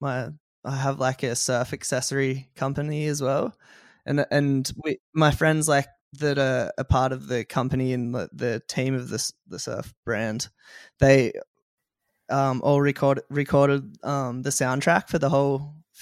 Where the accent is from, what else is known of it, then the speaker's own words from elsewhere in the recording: near Sussex Inlet, south coast of New South Wales, Australia; moved away as an adult; now in Byron Bay, Australia; I grew up on the south coast of New South Wales.